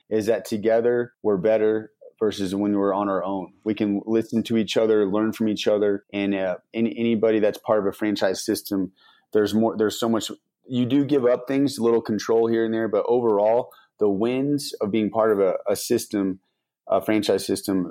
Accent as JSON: {"language": "English", "town": "Denver", "region": "Colorado", "country": "United States", "said": "I'm from Denver."}